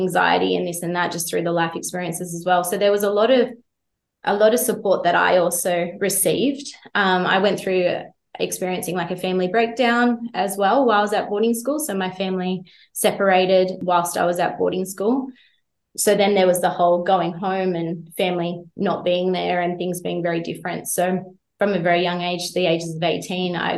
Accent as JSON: {"language": "English", "town": "Jindabyne", "region": "New South Wales", "country": "Australia", "tie": "born or raised there", "said": "growing up in Jindabyne"}